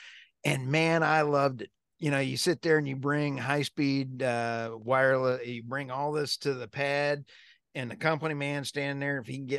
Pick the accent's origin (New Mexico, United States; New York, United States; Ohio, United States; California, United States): New York, United States; actually graduated high school in upstate New York, right next to Canada, and loved me some hockey, played hockey.